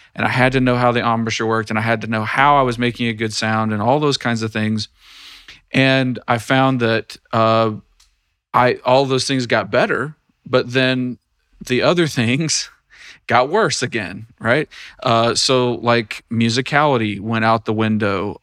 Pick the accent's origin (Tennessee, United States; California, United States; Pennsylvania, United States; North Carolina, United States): Tennessee, United States; I am in the state of Tennessee now. This is my home state